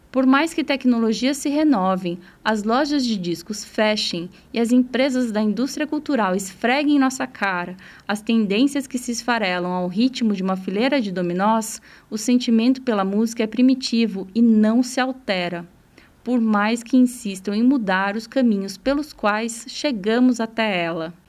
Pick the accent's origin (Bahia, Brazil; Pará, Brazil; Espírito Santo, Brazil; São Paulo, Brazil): São Paulo, Brazil; interior of; Anos 90, adolescente vivendo no interior de São Paulo